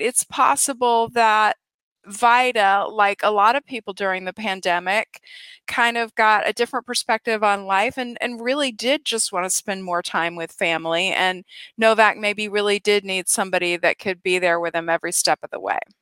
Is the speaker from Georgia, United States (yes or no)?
yes; Atlanta, Georgia, United States; I'm from Atlanta, Georgia